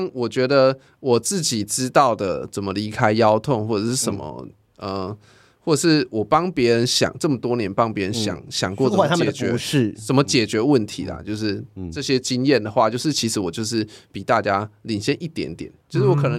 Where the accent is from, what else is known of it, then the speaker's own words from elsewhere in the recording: Taichung, Taiwan; 没有没有没有，因为我是台中人，然后我们家已经被那个财团买走了